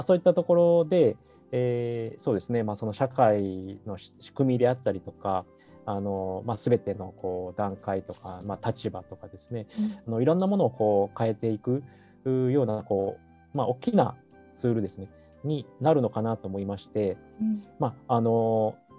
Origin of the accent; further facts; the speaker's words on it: Nara, Japan; moved away as an adult; also born or lived in Osaka; 生まれは関西の方で大阪生まれで、まあ、育ちは奈良県だったんですけども、うんうん、えー、まああの二十歳ぐらいまでそこにおりまして